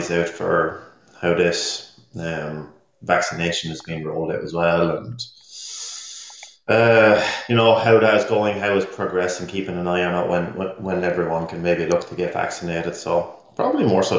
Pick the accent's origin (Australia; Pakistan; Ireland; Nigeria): Ireland; now in West Coast, United States; Stevie and I, as Irish guys living in the States on the West Coast, sometimes it's hard to maintain the relationship properly with your family back in Ireland